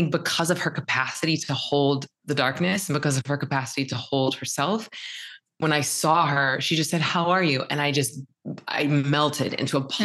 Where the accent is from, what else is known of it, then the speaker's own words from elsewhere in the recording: the South, United States; I'm from the South.